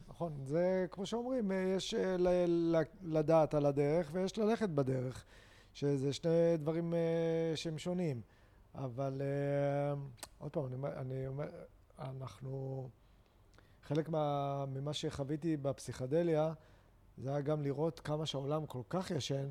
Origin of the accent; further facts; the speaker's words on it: Haifa, Haifa District, Israel; אני יהודי, ישראלי, אה, חיפאי